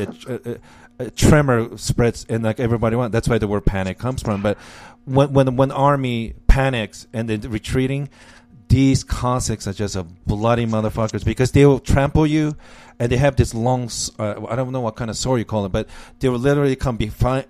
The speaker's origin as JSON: {"language": "English", "country": "United States", "said": "as American, we take things for granted"}